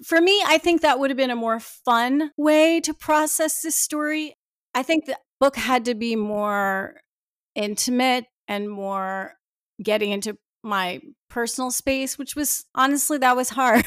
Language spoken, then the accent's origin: English; New Jersey, United States; I was born in New Jersey.